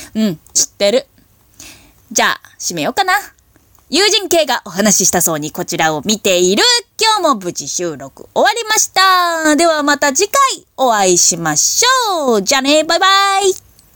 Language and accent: Japanese; Hokkaido, Japan; 地元北海道